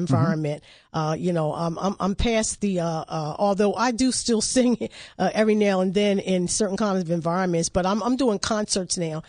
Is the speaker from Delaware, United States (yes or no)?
yes; Wilmington, Delaware, United States; when I was growing up in Wilmington